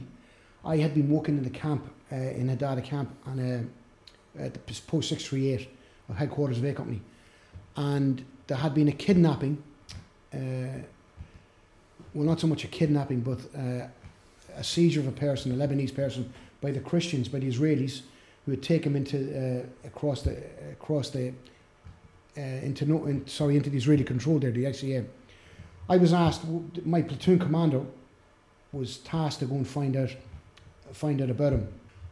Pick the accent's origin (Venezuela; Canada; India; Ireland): Ireland; we're Irish, and I'm half Italian